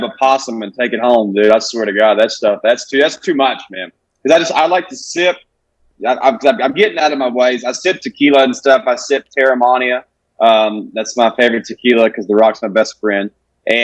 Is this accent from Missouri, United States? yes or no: no; Alabama, United States; when you're growing up in Alabama in a hometown of 1800 people